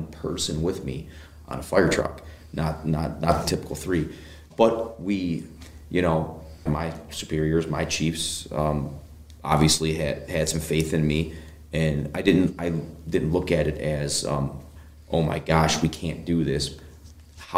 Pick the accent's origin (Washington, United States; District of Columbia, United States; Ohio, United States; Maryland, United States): Ohio, United States; Brunswick; I'm a hometown Brunswick kid. I born and raised